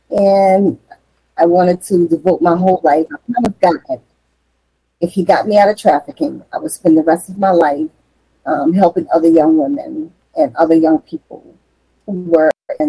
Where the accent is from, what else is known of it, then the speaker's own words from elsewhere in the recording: New Orleans, Louisiana, United States; moved away as an adult; also born or lived in Florida; I'm from New Orleans, Louisiana, originally.